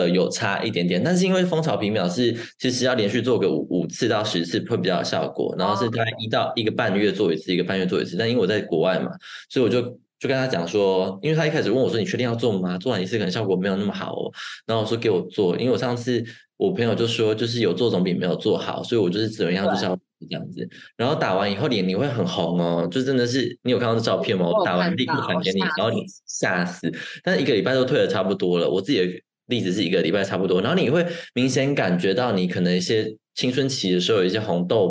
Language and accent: Chinese; Taiwan; moved away as an adult; now in Germany; 毕竟我们是在台湾长大的嘛